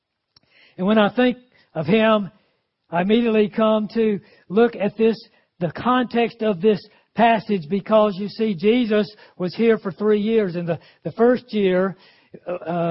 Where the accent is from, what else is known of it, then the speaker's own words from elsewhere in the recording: Greenville, South Carolina, United States; Greenville, South Carolina, my hometown.